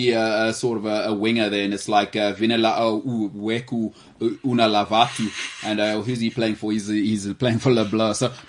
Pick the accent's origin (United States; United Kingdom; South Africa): South Africa; as a South African fan.